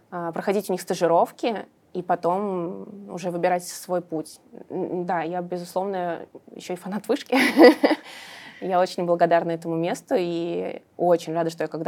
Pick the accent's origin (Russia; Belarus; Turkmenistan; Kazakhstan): Russia; Samara, Samara Oblast; now in Moscow, Russia; я сама из Самары, но вот, когда я здесь училась, я поняла, что Москва прекрасный город.